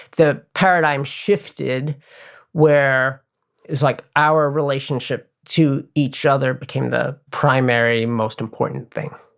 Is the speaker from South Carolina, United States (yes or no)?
no; New York City, New York, United States; growing up in New York City